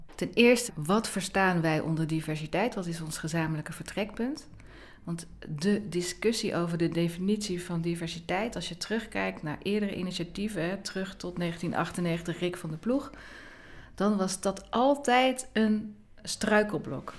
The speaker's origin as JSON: {"language": "Dutch", "region": "North Brabant", "country": "Netherlands", "tie": "born or raised there", "said": "ik ben opgegroeid in Brabant"}